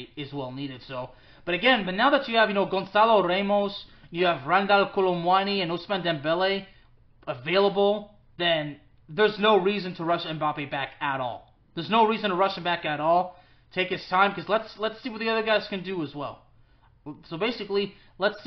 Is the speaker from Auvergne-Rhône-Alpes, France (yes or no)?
yes; Lyon, Auvergne-Rhône-Alpes, France; Lyon, the club of my hometown, Lyon